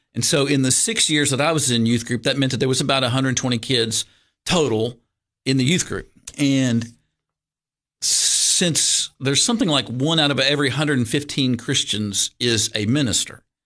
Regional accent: Lexington, Kentucky, United States; also born or lived in Georgetown, Kentucky; I grew up in Lexington, Kentucky

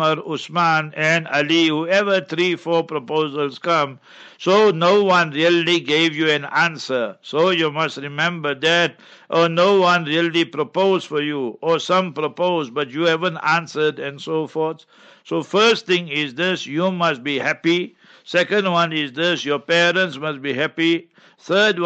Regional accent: Heidelberg, Gauteng, South Africa; moved away; I will be in Heidelberg, my hometown

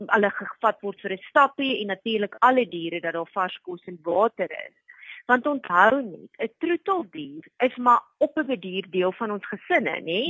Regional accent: South Africa; vir my as Suid-Afrikaner

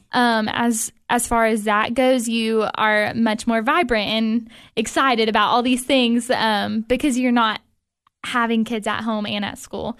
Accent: Cookeville, Tennessee, United States; I'm from Cookville originally. I grew up here

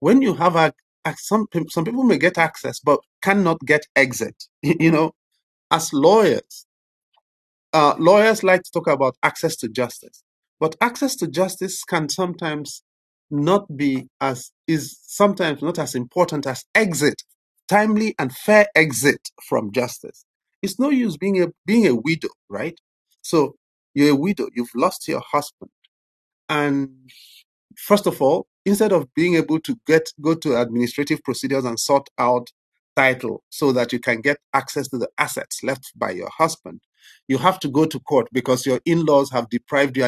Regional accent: Nigeria; I was born in the Nigerian Civil War into internal displacement and starvation

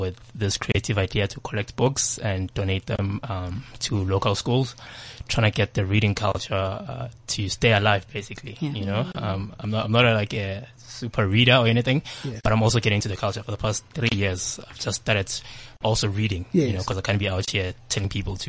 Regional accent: Soweto, Gauteng, South Africa; I was born in Soweto, so I grew up in Soweto.

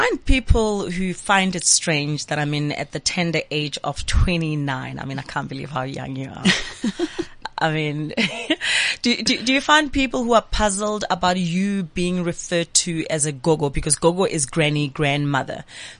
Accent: Johannesburg, Gauteng, South Africa; I grew up in Pimville

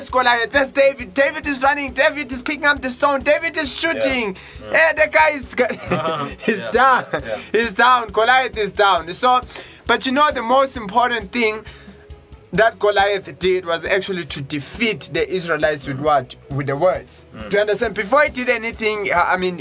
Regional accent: Johannesburg, Gauteng, South Africa; I'm from Johannesburg

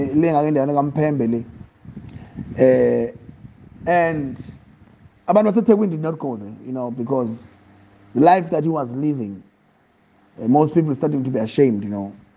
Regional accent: Eastern Cape, South Africa; moved away; also born or lived in Pietermaritzburg / Johannesburg / Empangeni; I was born in Eastern Cape. I grew up, I was in. I was raised with a Xhosa family, staunch Xhosa family

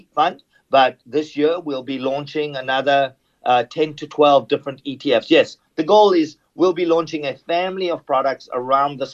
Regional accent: South Africa; moved away; growing up in South Africa

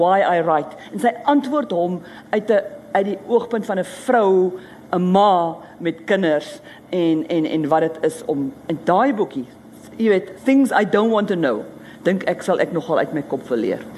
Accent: South Africa; moved away as an adult; now in France

